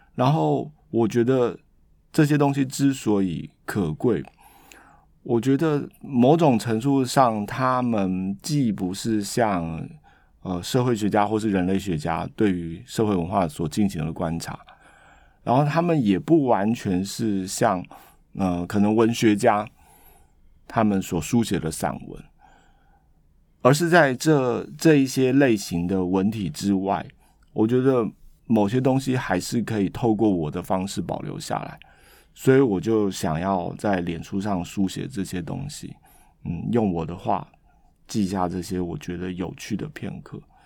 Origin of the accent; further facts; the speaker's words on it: Taiwan; moved away as an adult; also born or lived in Boston, United States; 我是一个来自热带岛屿的人